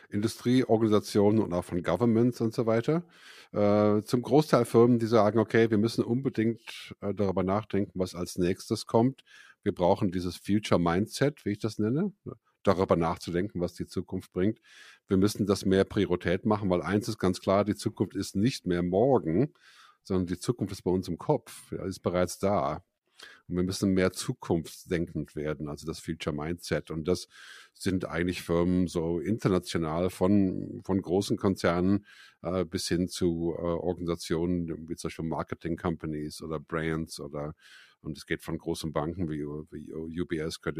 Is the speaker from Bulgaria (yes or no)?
no; Bonn, North Rhine-Westphalia, Germany; moved away as an adult; also born or lived in United States; now in Zürich, Switzerland; Ja, ich bin ursprünglich aus Bonn in Deutschland und dann 1982 ausgewandert nach Amerika, um Musik zu studieren, Musik zu machen.